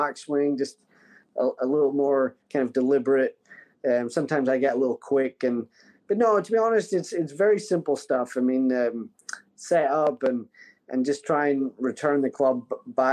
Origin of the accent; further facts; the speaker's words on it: Scotland, United Kingdom; my home country of Scotland